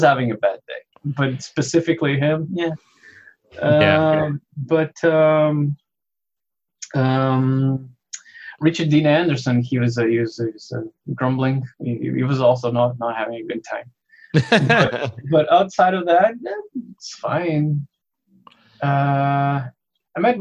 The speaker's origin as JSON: {"language": "English", "country": "Mozambique", "moved": "yes", "lives_now": "Canada", "said": "I am originally from Mozambique, but I'm Canadian now."}